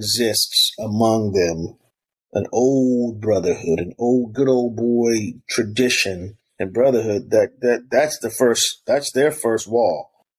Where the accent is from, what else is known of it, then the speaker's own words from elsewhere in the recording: South Carolina, United States; I grew up in South Carolina partially.